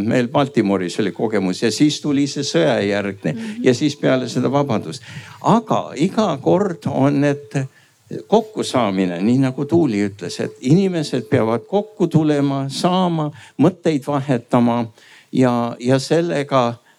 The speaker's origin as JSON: {"language": "Estonian", "country": "United States", "tie": "born or raised there", "said": "väljaspoolt Eestis sündinud, Ameerikas üles kasvanud"}